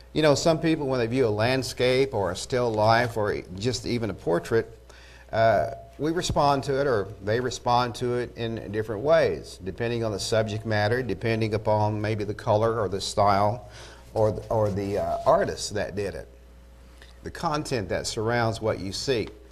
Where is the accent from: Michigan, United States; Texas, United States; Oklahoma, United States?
Oklahoma, United States; Eufaula; I'm from Eufaula